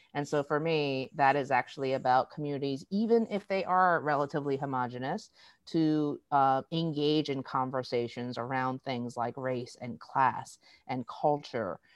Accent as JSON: {"language": "English", "town": "Boston", "region": "Massachusetts", "country": "United States", "tie": "born or raised there", "also_born_or_lived": "South Korea", "moved": "yes", "lives_now": "Seattle, United States", "said": "I was raised in Boston"}